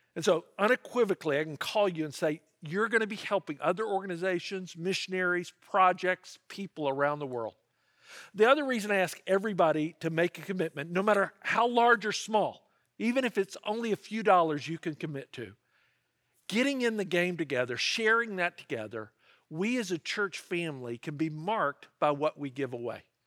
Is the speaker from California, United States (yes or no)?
no; Memphis, Tennessee, United States; I grew up in Memphis, Tennessee, and if you're a Memphian